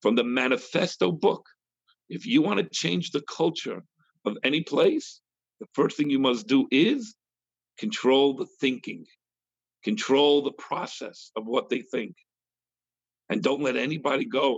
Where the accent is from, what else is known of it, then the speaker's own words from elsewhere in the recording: United States; We Americans